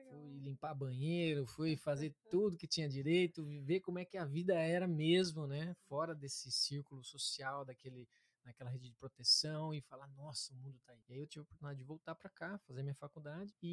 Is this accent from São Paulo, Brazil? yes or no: no; Harmonia, Paraná, Brazil; also born or lived in Curitiba; Então, é, também não. não. Eu sou do interior do Paraná